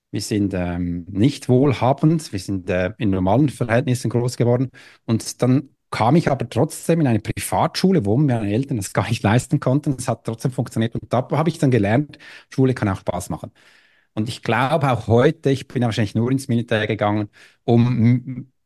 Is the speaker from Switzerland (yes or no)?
yes; Switzerland; äh, ich bin Schweizer, ja, ich hatte mich, mein Deutsch war ein bisschen schlimmer, aber so bin ich da reingekommen